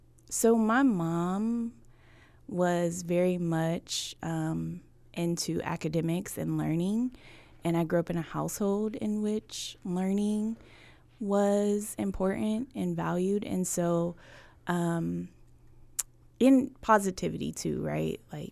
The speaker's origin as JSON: {"language": "English", "town": "Buffalo", "region": "New York", "country": "United States", "lives_now": "Washington, United States", "said": "I am originally from Buffalo, New York, and I've been in Washington for almost 18 years now."}